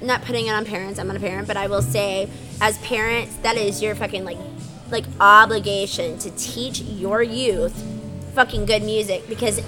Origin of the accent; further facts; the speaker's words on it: Houston, Texas, United States; I'm born and raised in Houston, born and raised in Montrose